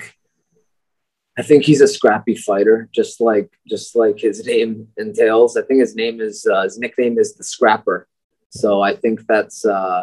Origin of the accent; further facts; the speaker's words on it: Tokyo, Japan; moved away as an adult; also born or lived in United States / Baguio, Philippines; now in Philippines; I grew up in Tokyo, Japan